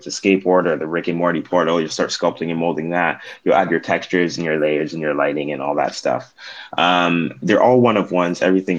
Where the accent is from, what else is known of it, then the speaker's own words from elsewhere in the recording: British Columbia, Canada; I'm from British Columbia, Canada.